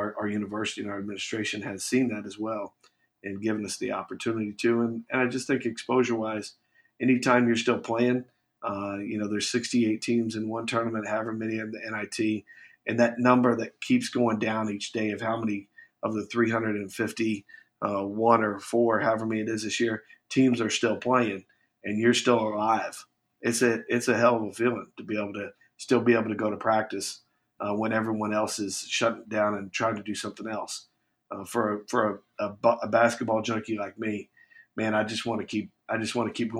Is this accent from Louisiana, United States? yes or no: no; Bloomington, Indiana, United States; now in New Orleans, United States; since I was a kid, growing up in Bloomington, Indiana